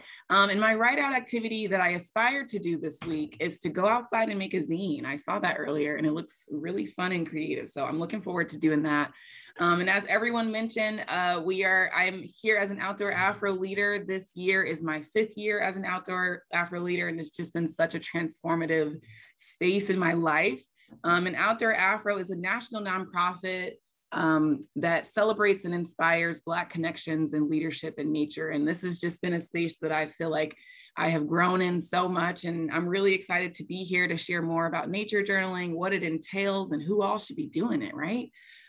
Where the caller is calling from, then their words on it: Asheville, North Carolina, United States; I am calling in from Asheville, North Carolina, which is the land of the Eastern Band of the Cherokee Indians.